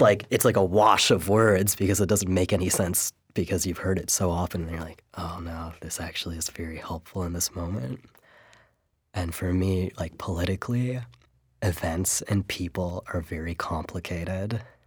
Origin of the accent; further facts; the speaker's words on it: San Francisco Bay Area, California, United States; I grew up in the San Francisco Bay Area